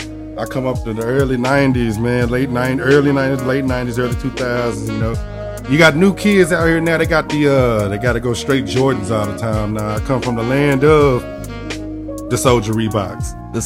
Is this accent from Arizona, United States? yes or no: no; Dallas, Texas, United States; I'm from Dallas, Texas, Oak Cliff to be exact.